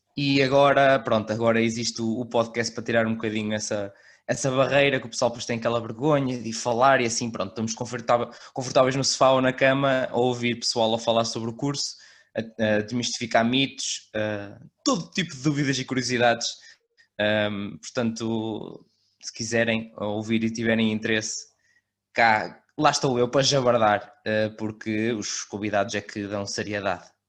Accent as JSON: {"language": "Portuguese", "region": "Aveiro District", "country": "Portugal", "tie": "born or raised there", "said": "também sou da zona de Aveiro, sou da Oliveira das Mães"}